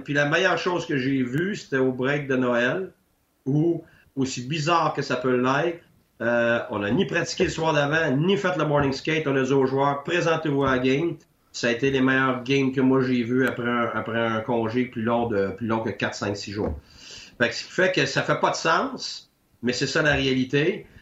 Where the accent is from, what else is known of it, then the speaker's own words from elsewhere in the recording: Quebec, Canada; moved away; Je suis parti du Québec pendant 10 ans.